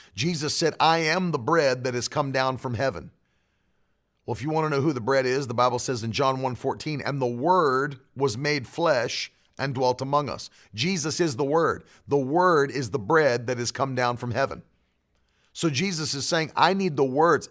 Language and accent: English; West Virginia, United States; I'm from West Virginia